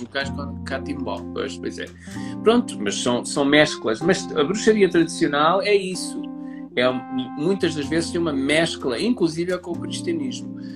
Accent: Portugal; somos portugueses

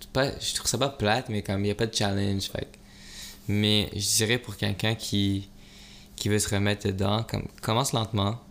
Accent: Montreal, Quebec, Canada; tu viens d'où Je dis Montréal.

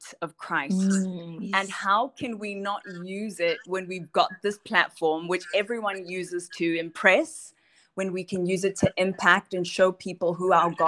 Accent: Johannesburg, Gauteng, South Africa; born and raised in Johannesburg.

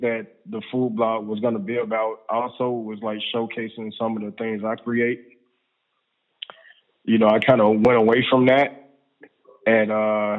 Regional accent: Atlanta, Georgia, United States; I am an Atlanta native. I'm from Atlanta, Georgia. Georgia Baptist Hospital. That's where I was born

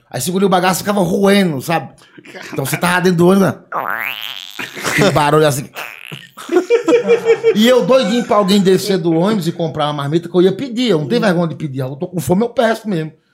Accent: Ceará, Brazil; Que daí eu falei, não, mas amanhã não tem como, cara, porque eu sou do Ceará, tô indo pra Londrina trabalhar

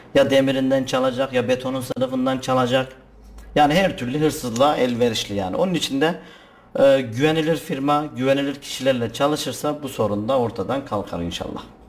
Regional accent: Kayseri, Kayseri Province, Turkey; also born or lived in Altınyayla, Sivas; 1982 Kayseri doğumluyum. Ama aslen Sivas Altınyaylalıyım

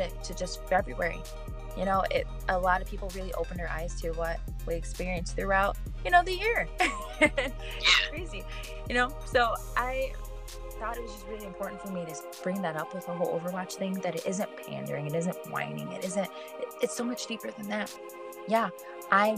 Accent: Michigan, United States; moved away as an adult; now in Arizona, United States; I'm also from Michigan. And so, I mean, I went to schools all over

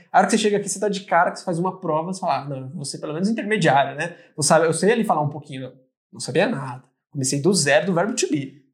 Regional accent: Rio Grande da Serra, São Paulo, Brazil; moved away as an adult; now in Ireland; Eu sou de Rio Grande da Serra, uma pequenina

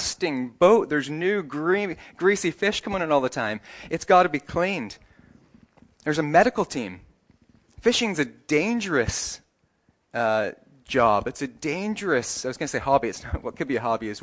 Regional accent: Canada; moved away; if you go to my hometown, it doesn't matter what anyone was, what any job they do, if you ask them what kind of town this is, they say, this is a hockey town. That's in Canada

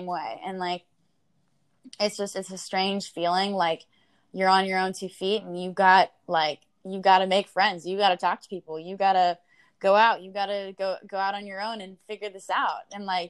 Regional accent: Midwest, United States; growing up in the Midwest, like everyone thinks they have to be ready.

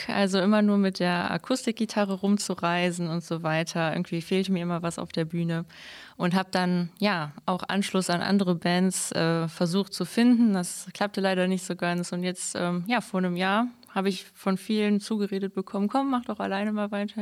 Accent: Mönchengladbach, North Rhine-Westphalia, Germany; moved away as an adult; now in Straelen, Germany; ich komme aus Mönchengladbach, wohne mittlerweile in Strahlen, aber mein Herz ist natürlich noch äh, hier in Gladbach

